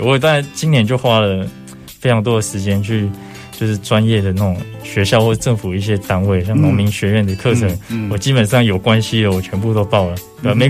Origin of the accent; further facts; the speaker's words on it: Zhongliao, Nantou County, Taiwan; moved away; 从小在那边长大，